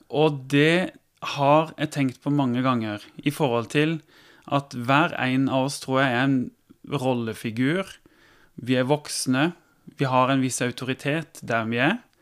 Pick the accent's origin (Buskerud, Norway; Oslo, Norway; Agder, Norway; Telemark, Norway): Agder, Norway; Tvedestrand; now in Kristiansand, Norway; Jeg kommer fra Holt, ja, som er, er litt inn i Tvedestrand kommune, opp mot Vegårshei